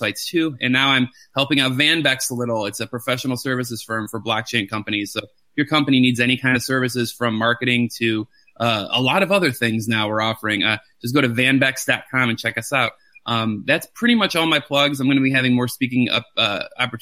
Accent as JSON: {"language": "English", "town": "Detroit", "region": "Michigan", "country": "United States", "tie": "born or raised there", "moved": "yes", "lives_now": "Atlanta, United States", "said": "It's in Detroit, which is my hometown, even though I'm in Atlanta now"}